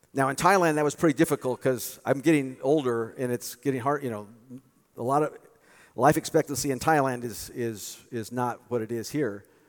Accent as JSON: {"language": "English", "country": "United States", "tie": "born or raised there", "said": "I was born in the United States"}